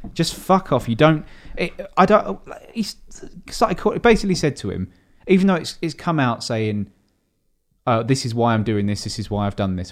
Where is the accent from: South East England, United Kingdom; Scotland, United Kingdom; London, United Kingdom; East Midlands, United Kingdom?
South East England, United Kingdom; Dartford; I'm from Dartford.